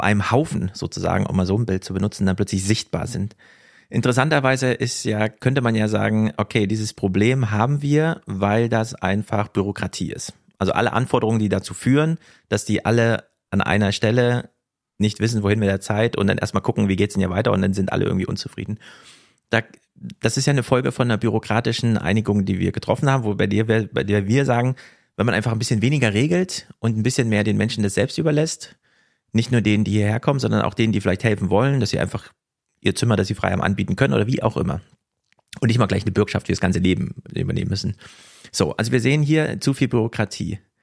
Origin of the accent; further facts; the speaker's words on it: Jena, Thuringia, Germany; now in Frankfurt, Germany; Ich bin natürlich stolzer Frankfurter komme aber aus Jena